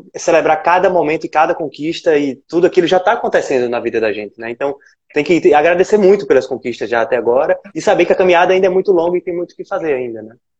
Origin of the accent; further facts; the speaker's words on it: Alagoas, Brazil; E aqui em Alagoas, né? Eu também sou alagoano.